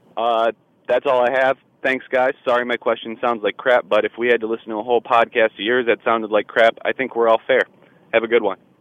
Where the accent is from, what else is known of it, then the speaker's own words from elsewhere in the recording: East Pointe, Michigan, United States; I'm originally from East Point, Michigan, which is home of NASA astronaut Jerry Leninger.